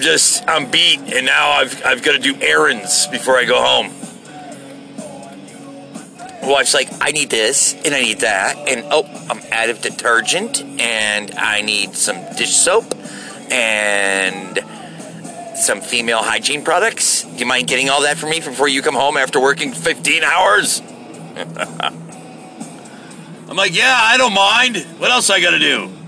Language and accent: English; United States; born there; But I'm an American by birth.